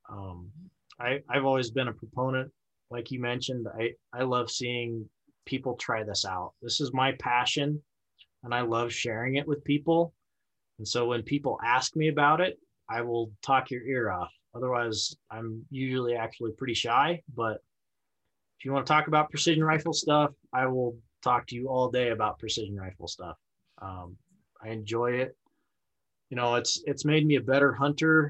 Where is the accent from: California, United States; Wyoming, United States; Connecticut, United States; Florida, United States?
Wyoming, United States; Laramie; my hometown of Laramie